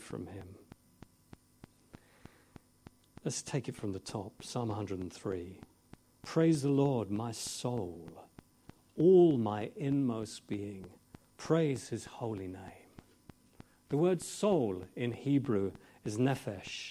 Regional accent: England, United Kingdom; I'm English

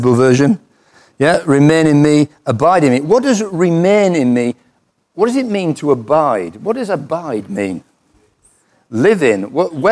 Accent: United Kingdom; I'm British

